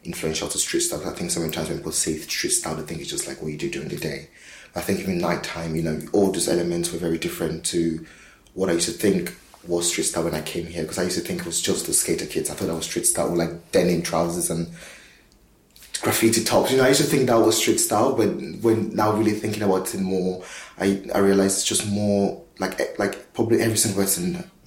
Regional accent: Cameroon; now in London, United Kingdom; I'm from Cameroon

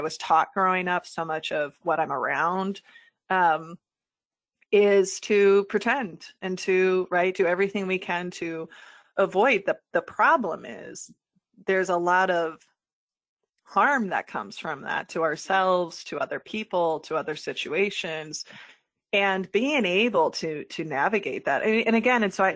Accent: Midwest, United States; I'm a white woman in the Midwest.

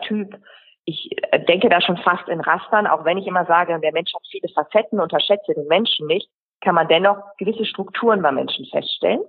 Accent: Friesland, Lower Saxony, Germany; moved away as an adult; also born or lived in Hamburg; ich komme ja aus dem Friesland

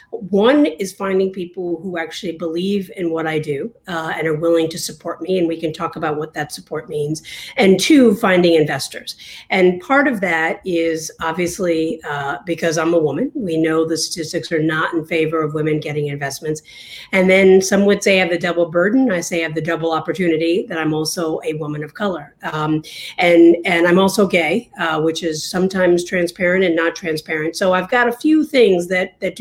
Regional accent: New York, United States; now in Washington, D.C., United States; I'm originally from New York

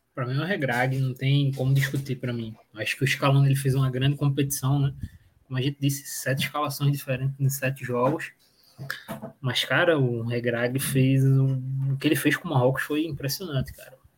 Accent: Pernambuco, Brazil; eu sou daqui de Pernambuco

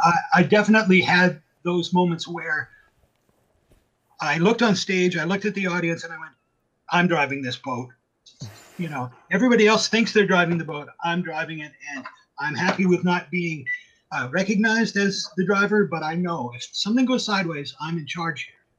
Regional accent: Canada; also born or lived in Vancouver, Canada; I'm a Canadian musician.

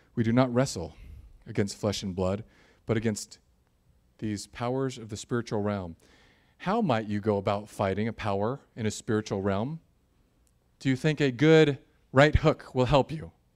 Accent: United States; I'm an American suburban Christian

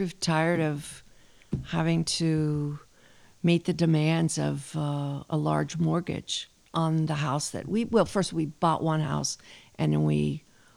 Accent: Watertown, Massachusetts, United States; moved away as an adult; also born or lived in Mystic, Connecticut / Washington, D.C.; now in Nantucket, United States; I grew up in Watertown, Massachusetts during the school year.

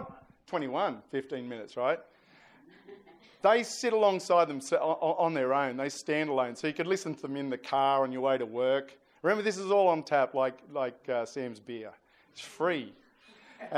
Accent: New South Wales, Australia; I'm from New South Wales

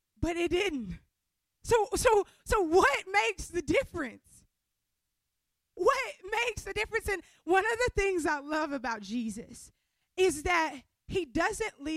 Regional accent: Louisiana, United States; moved away; I'm from Louisiana

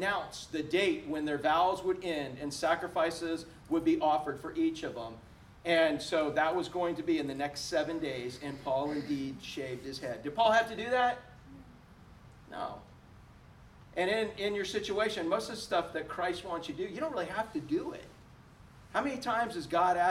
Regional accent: United States; As an American

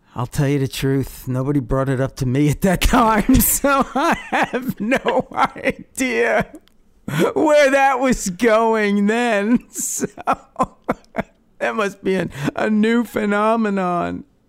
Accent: Long Island, New York, United States; I was growing up on Long Island

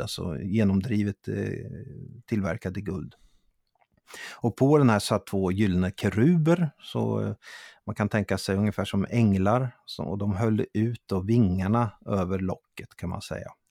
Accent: Italy; now in Sweden; när jag växte upp i Italien

